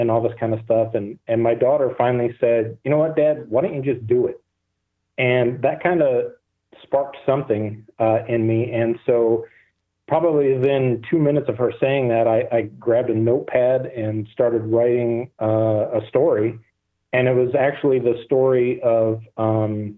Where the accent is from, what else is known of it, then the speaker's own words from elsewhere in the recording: Michigan, United States; I'm born and raised in Michigan